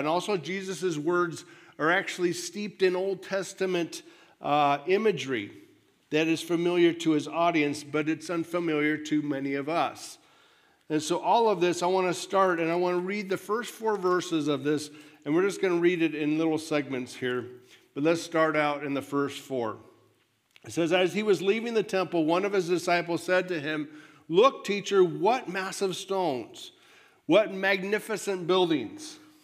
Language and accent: English; United States